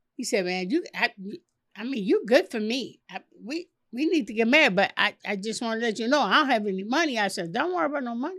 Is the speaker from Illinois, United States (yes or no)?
yes; Chicago, Illinois, United States; Chicago, born and raised in Chicago.